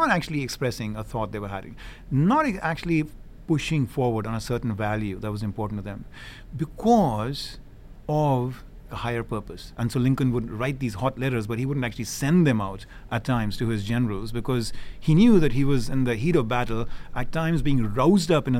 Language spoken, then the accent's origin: English; India; moved away as an adult; now in United States; I grew up in India. I am blessed to have lived the last, 30-odd years here in the United States